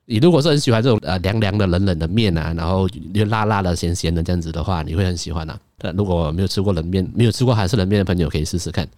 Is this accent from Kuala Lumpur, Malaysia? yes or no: yes; Kuala Lumpur, Malaysia; 我身为一个，呃，在城市长大的小孩